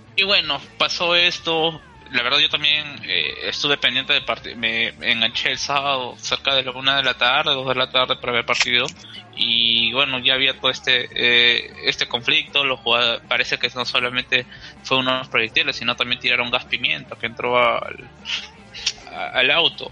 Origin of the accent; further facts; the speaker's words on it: Peru; hablando como peruanos